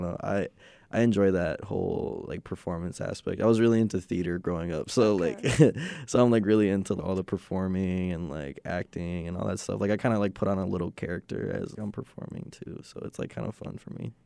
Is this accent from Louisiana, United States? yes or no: no; Chicago, Illinois, United States; moved away as an adult; now in Madison, United States; I'm from Chicago